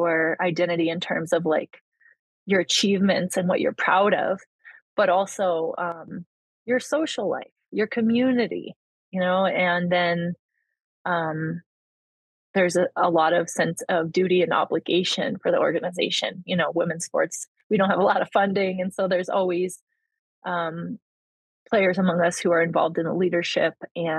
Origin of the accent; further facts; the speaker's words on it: along the Vermont border, New Hampshire, United States; I grew up like along the Vermont border on the New Hampshire side